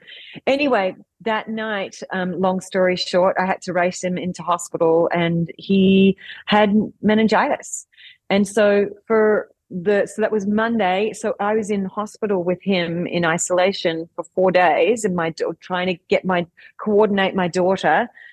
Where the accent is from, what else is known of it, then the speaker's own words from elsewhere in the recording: Australia; because as you can probably hear from my accent, I'm Australian.